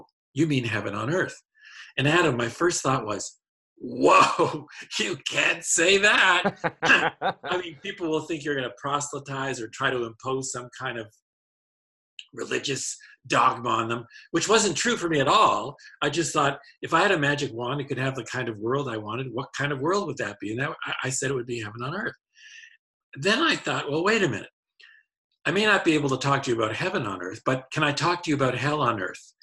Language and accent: English; Hamilton, Ontario, Canada; moved away as an adult; also born or lived in Prince Edward Island, Canada; now in United States; I was born and raised in Hamilton, Ontario, Canada